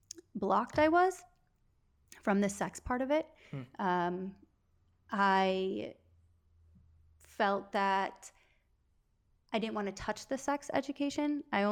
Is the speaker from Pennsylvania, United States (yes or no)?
no; Wisconsin, United States; moved away as an adult; now in Los Angeles, United States; I was born and raised in Wisconsin, mm-hmm. a very, very small town of about 250 people.